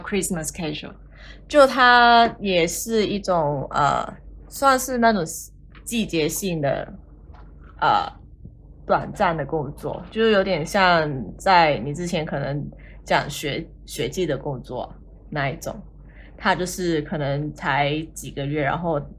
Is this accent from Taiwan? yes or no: no; Hong Kong; moved away as an adult; now in Australia; 我是来自香港，然后目前在澳洲打工度假